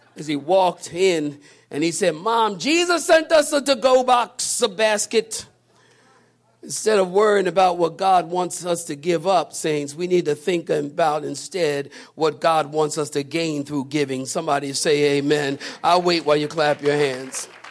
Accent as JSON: {"language": "English", "town": "Philadelphia", "region": "Pennsylvania", "country": "United States", "said": "I'm from Philadelphia. I walk downtown in Philly"}